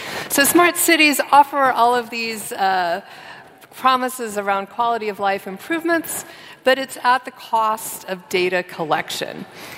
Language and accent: English; San Francisco, California, United States; So I'm from San Francisco and spent 20 years working in tech in San Francisco and in Silicon Valley